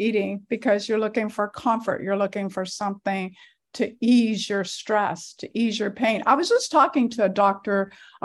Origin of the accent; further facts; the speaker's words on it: Louisiana, United States; I was raised in Louisiana. That's where I was born